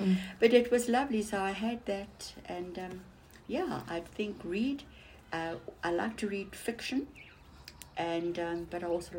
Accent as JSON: {"language": "English", "region": "Western Cape", "country": "South Africa", "tie": "born or raised there", "said": "because I grew up in the Cape"}